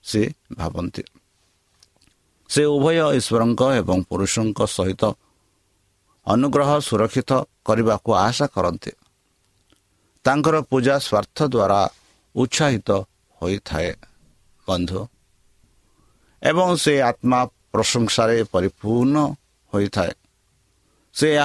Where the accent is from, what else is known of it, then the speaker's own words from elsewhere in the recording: India; ଆମ ଭାରତ ଦେଶରେ